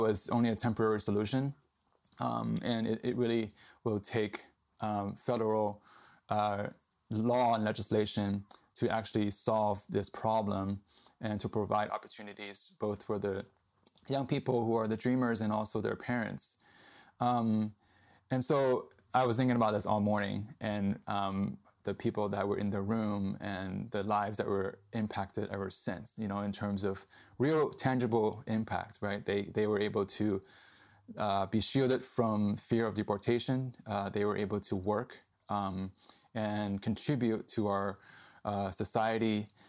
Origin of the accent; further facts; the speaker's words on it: Boston, Massachusetts, United States; moved away as an adult; also born or lived in Hong Kong / New York; now in San Diego, United States; I was living in Boston, where I grew up. And my parents and I, uh, immigrated here, uh, when I was eight years old from Hong Kong to New York. Um, but I grew up mostly in Boston